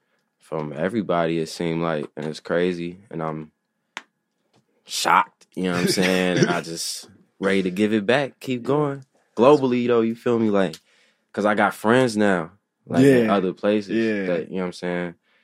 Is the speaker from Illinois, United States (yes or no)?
yes; Chicago, Illinois, United States; I'm from Morgan Park.